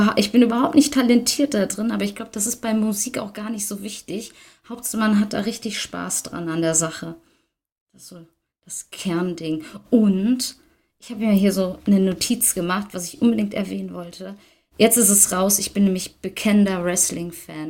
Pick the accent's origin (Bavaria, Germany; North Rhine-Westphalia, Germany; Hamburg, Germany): North Rhine-Westphalia, Germany; near Düsseldorf; ich komme aus der Nähe von Düsseldorf